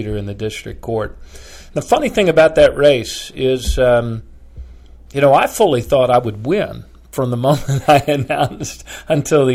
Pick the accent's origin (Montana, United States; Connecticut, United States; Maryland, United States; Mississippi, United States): Maryland, United States; Bethesda; moved away as an adult; now in Baltimore, United States; growing up in the Washington area